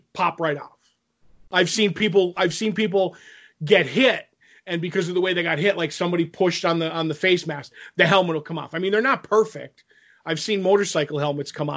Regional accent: Pennsylvania, United States; I'm from Pennsylvania

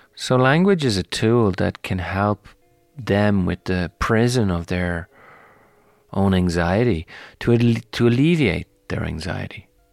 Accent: Ireland; now in United States; I'm Irish and I'm American

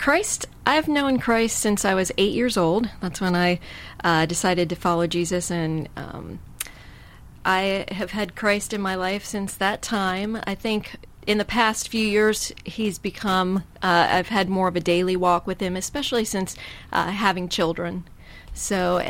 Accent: Pinellas County, Florida, United States; also born or lived in Troy, Alabama; I grew up here in Pinellas County. Went to Seminole High School

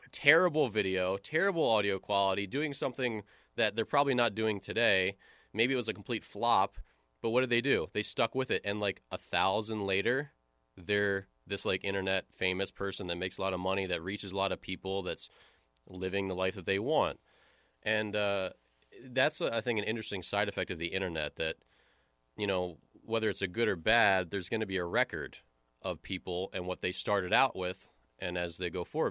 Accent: Baltimore, Maryland, United States; moved away; I grew up in Baltimore

